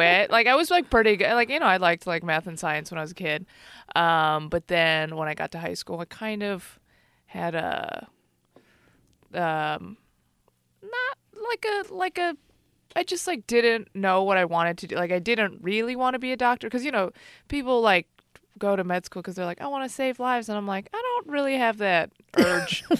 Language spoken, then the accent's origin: English; Chicago, Illinois, United States; now in Bay Area, United States; I grew up in Chicago